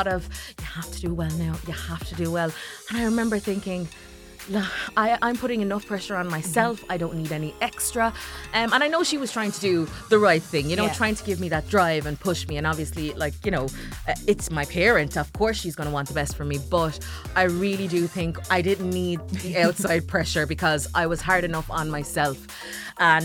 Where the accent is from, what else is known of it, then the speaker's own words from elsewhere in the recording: Ireland; also born or lived in Jamaica; I was born in Jamaica, grew up in Ireland